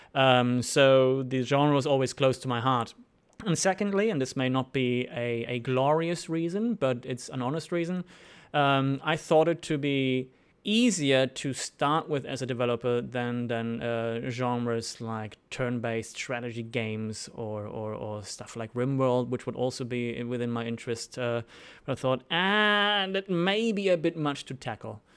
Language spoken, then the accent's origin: English; Germany; moved away as an adult; also born or lived in Sydney, Australia; now in Melbourne, Australia; I'm originally from Germany